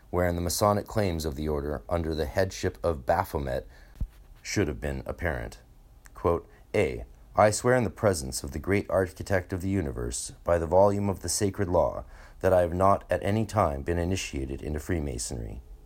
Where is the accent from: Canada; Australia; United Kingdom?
Canada; North Vancouver, British Columbia; North Vancouver, which is a block where I grew up on thirteen thirteen.